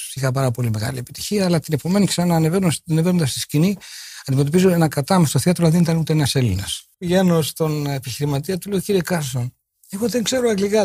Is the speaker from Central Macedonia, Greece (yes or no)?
yes; Kalamaria, Central Macedonia, Greece; Εγώ γεννήθηκα στην Καλαμαριά 7 Μαΐου 1940